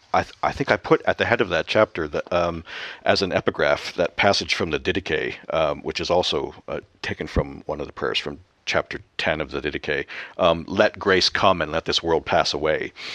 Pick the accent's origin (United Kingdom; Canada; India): Canada; moved away; back home in Canada